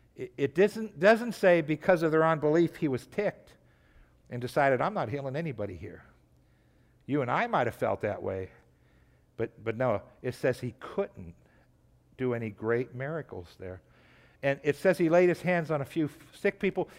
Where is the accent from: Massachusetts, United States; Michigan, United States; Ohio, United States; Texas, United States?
Ohio, United States; Trumbull County; I grew up in, in, in Trumbull County.